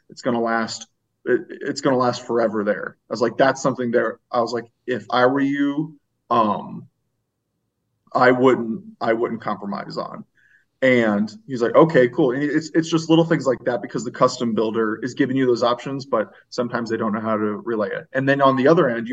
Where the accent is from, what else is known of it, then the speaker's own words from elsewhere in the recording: St. Louis, Missouri, United States; moved away; I'm originally from the St. Louis area